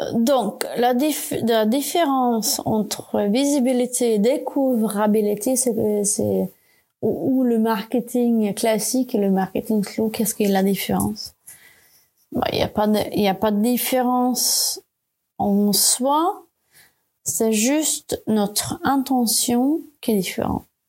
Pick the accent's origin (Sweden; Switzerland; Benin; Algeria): Sweden; French is a second language; moved away as an adult; now in France; Je ne parlais pas français encore, j'avais été toujours en Suède